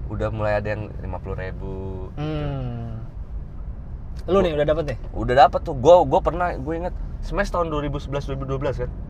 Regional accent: Bekasi, West Java, Indonesia; now in Surakarta, Indonesia; terus tahu gue dari Bekasi

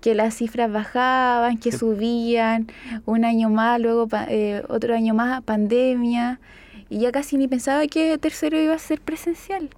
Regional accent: Chillán, Ñuble, Chile; moved away; Yo soy de Chillán y mi familia estaba en Chillán

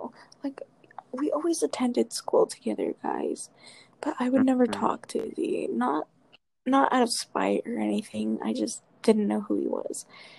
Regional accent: Las Cruces, New Mexico, United States; we're both from Las Cruces, New Mexico. I'm born and raised.

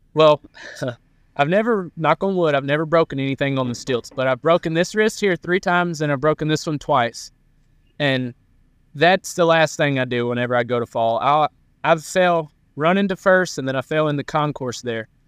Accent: near Columbus, Georgia, United States; Columbus, Georgia. That's forty-five minutes from my hometown

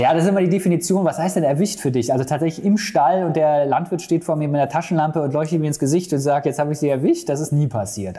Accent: Bonn, North Rhine-Westphalia, Germany; durch die Bonner Innenstadt, da komme ich äh, gebürtig her aus der Region

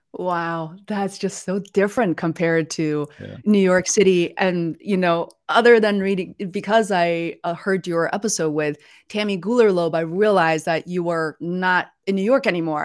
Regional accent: Beijing, China; moved away; We're originally from Beijing

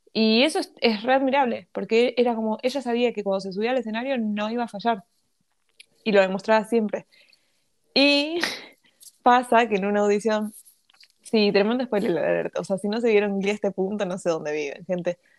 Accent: Argentina; me crié con la farándula argentina

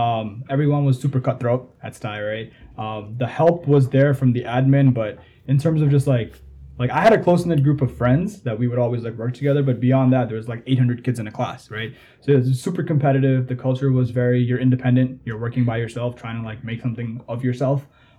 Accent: Jamaica; now in United States; I was kind of in that situation as well growing up in Jamaica.

